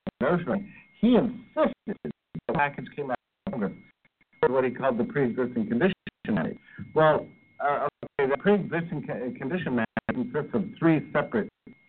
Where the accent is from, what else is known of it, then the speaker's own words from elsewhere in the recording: United States; as an American